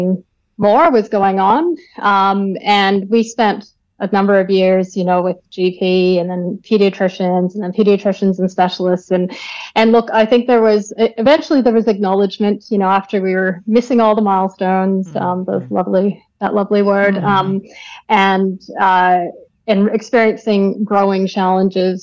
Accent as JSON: {"language": "English", "town": "Calgary", "region": "Alberta", "country": "Canada", "tie": "born or raised there", "moved": "yes", "lives_now": "Melbourne, Australia", "said": "I grew up in Canada, in the western part. So grew up in Calgary, close to the Rocky Mountains"}